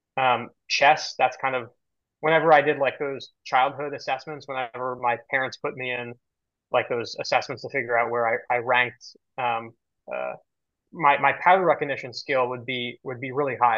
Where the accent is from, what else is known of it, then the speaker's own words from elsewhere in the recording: New York City, New York, United States; I've been on the island of Manhattan my entire life